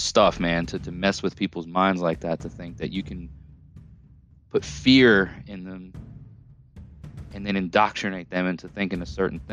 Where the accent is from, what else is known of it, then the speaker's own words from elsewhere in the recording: Long Island, New York, United States; moved away as an adult; also born or lived in Orange County, New York; now in Tennessee, United States; I'm from Long Island originally, if you can't tell by my accent. Moved to the lower foothills of the Catskill Mountain Range with my parents in 97. You know, but lived on Long Island for the first 13 years of my life